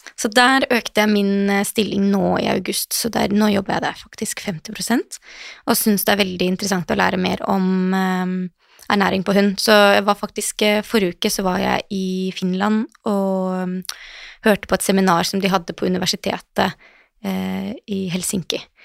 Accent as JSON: {"language": "Norwegian", "region": "Western Norway", "country": "Norway", "moved": "yes", "said": "Jeg er opprinnelig fra Vestlandet, så det var på Voss"}